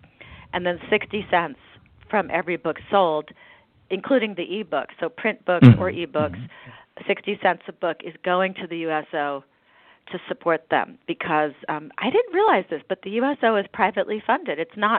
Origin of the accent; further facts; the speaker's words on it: United States; And it was really good for me as an American to be exposed to these stories and be forced to think about what these people do and what it's like.